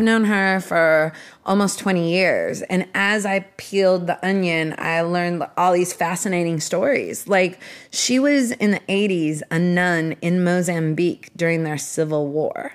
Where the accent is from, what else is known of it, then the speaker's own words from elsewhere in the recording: Seattle, Washington, United States; I started out growing up in Seattle being obsessed with music when I was twelve years old